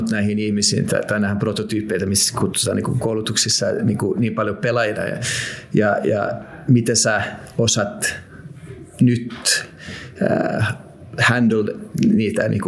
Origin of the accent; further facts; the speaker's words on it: Finland; kun mä tulin Suomesta sinne, se, se miten, ne, ne, ne, ne, miten meitä kohdeltiin